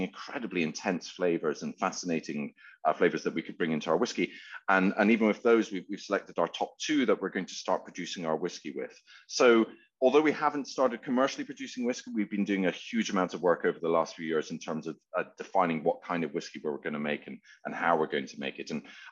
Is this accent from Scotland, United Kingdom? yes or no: yes; Edinburgh, Scotland, United Kingdom; now in London, United Kingdom; My business partner and I, lifelong friends, known each other since we were four, and we grew up in Edinburgh together. We ended up in London